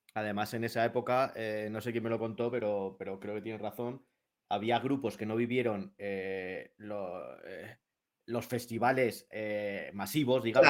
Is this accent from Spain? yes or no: yes; Madrid, Community of Madrid, Spain; yo también soy de Madrid